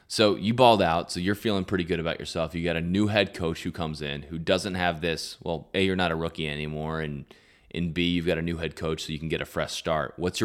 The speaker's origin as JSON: {"language": "English", "region": "Virginia", "country": "United States", "said": "I'm from Virginia, and … is like the hottest thing in Virginia."}